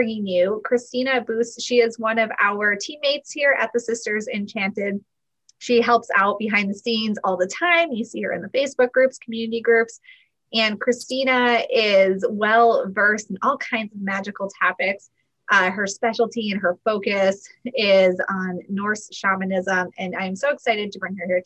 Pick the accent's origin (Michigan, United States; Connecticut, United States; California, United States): Connecticut, United States; I grew up near where I live now in Connecticut